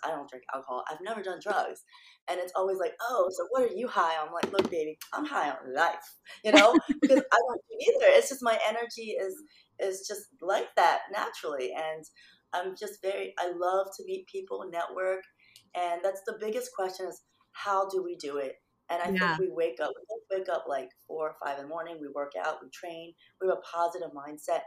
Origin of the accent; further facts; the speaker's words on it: Philippines; moved away; I'm Filipino.